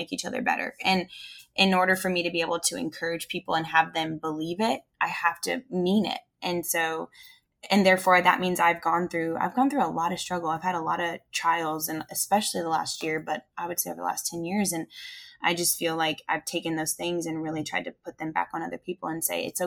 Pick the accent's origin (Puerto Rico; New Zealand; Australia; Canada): Canada; now in Nashville, United States; I'm a Canadian ex-ski racer living in Nashville, Tennessee, running a spin studio.